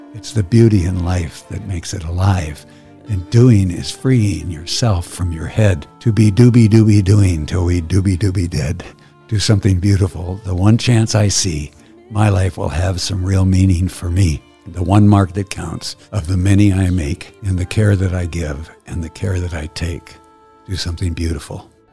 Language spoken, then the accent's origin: English; Midwest, United States; I grew up in the Midwest, in the middle of uh, Turtle Island